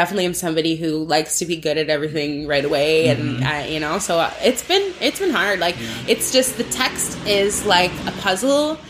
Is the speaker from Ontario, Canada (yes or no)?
yes; Burlington, Ontario, Canada; also born or lived in Toronto / Oakville; I moved to like right on the border. It's like Burlington, Oakville, that area.